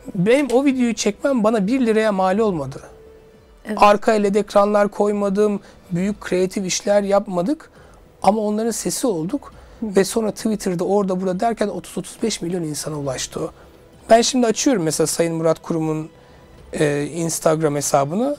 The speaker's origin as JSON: {"language": "Turkish", "town": "Suşehri", "region": "Sivas Province", "country": "Turkey", "moved": "yes", "lives_now": "Istanbul, Turkey", "said": "Ben de Sivas Suşehirliyim"}